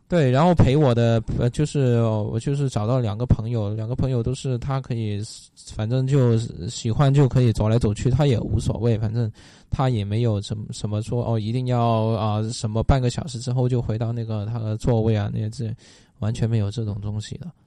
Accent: Guangdong, China; moved away; 我是广东来的吧

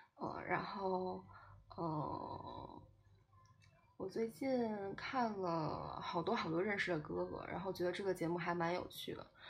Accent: China; 我是个中国人

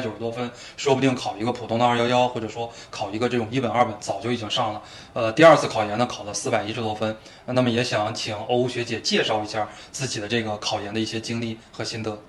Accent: Zhangjiakou, Hebei, China; 我的出生地呢，是在河北张家口哦，其实跟山西那边是挨着的

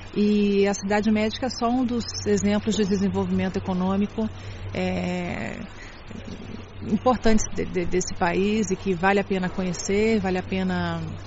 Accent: Brazil; now in Shanghai, China; Eu venho do Brasil

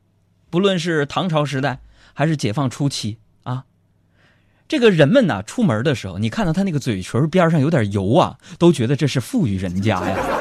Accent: Northeast China, China; 当年我们在东北嘛，我就是一个东北人，在东北啊，东北人喜欢吃烧烤，对吧？

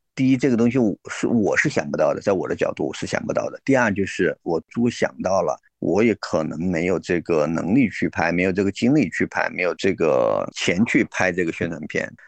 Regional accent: China; 我们中国人

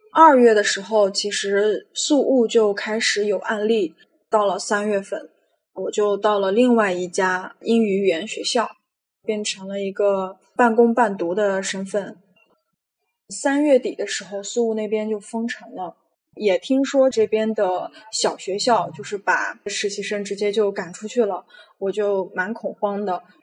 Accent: Xinjiang, China; moved away as an adult; now in Manila, Philippines; 我今年二十八岁，从小在新疆长大的

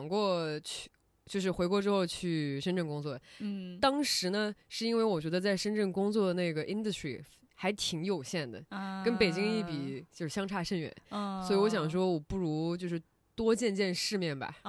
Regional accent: Shenzhen, Guangdong, China; 土生土长的深圳人，对我是一个，我是。呃，可能跟大部分深圳人都比较类

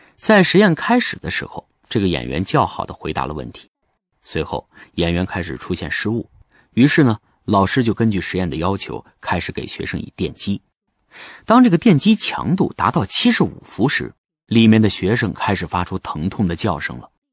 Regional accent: China; 我是一个中国人，我是汉族，我是南兴，我是北京师范大学的教授

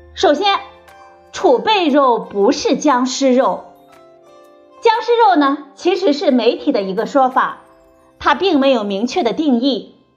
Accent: China; 我们中国人呢，也是世界上最能吃猪肉的人。

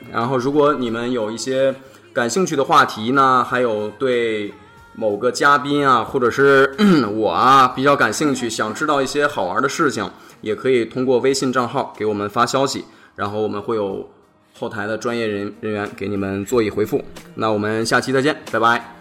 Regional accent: Xining, Qinghai, China; moved away; 我老家是在，呃，我们祖国的大西北

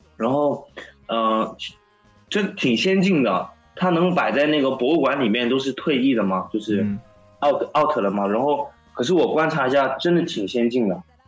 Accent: Guangzhou, Guangdong, China; 我们广州

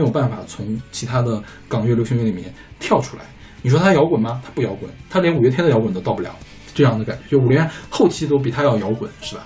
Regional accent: China; 我们大陆这边翻译成叫《如龙》系列

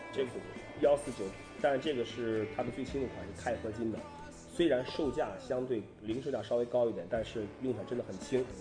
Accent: Qingdao, Shandong, China; 我和管木都是青岛的

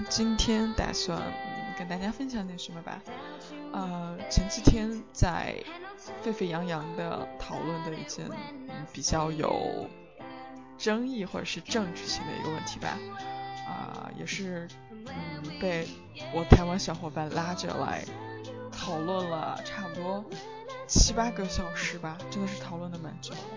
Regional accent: China; moved away as an adult; now in London, United Kingdom; 跟别人说我来自中国

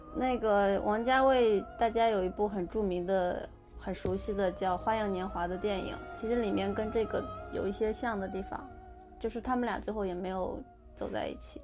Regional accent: China; 我们就是出生在中国的西方人

